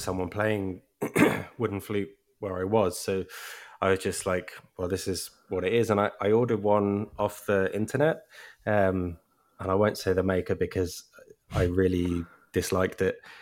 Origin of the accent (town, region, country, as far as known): Brighton, South East England, United Kingdom; born or raised there; accent: English